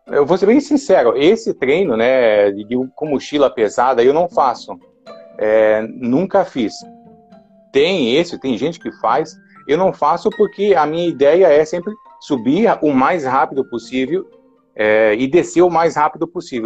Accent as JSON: {"language": "Portuguese", "region": "Paraná", "country": "Brazil", "tie": "born or raised there", "moved": "as an adult", "lives_now": "Jaraguá do Sul, Brazil", "said": "Na verdade, eu sou paranaense. É, moro aqui em Jaraguá do Sul há 31 anos, eu acho mas nasci, me criei lá no, no Paraná"}